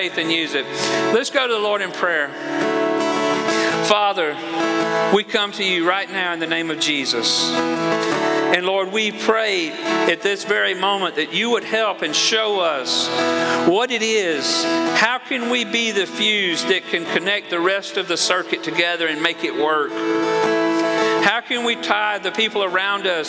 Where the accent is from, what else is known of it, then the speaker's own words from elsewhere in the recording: Georgia, United States; moved away; I'm from Georgia